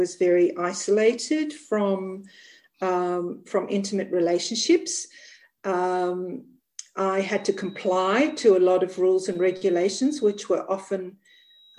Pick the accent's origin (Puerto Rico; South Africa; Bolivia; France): South Africa; now in New South Wales, Australia; I grew up in Africa. So I grew up in South Africa in the northern part